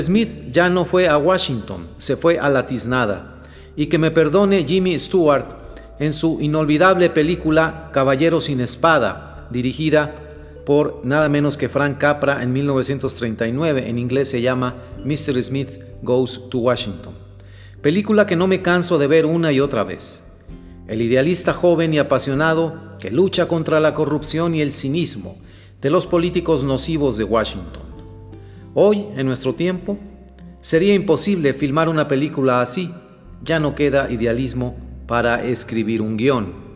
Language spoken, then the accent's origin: Spanish; Mexico; also born or lived in Monterrey, Mexico; yo sea mexicano y viva en Monterrey, México